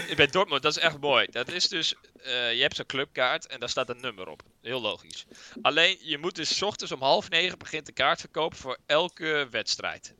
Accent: Netherlands; wij zijn Nederlanders

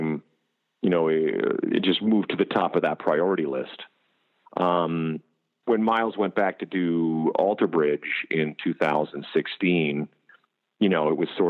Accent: Canada; moved away as an adult; now in United States; I'm from Canada originally. I came down to the States 11 years ago

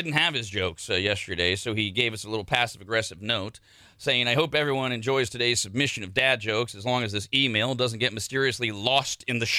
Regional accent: South Africa; I'm South African. It's not British, but I have this autism thing.

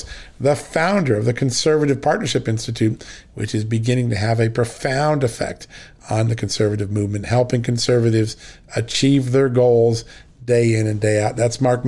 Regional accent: Ireland; You're making me blush as an Irishman, which is hard to do.

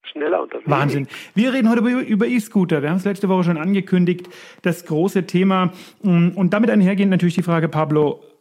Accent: Erlangen, Bavaria, Germany; ich meine, man muss sagen, ich komme aus Erlangen, ne? Und Erlangen ist eine, ja, nennen wir es mal sehr fahrradaffine Stadt.

